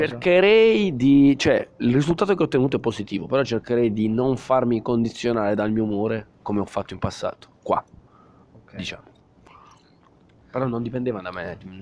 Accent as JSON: {"language": "Italian", "region": "Southern Italy", "country": "Italy", "moved": "as an adult", "said": "al mio paese, al sud Italia"}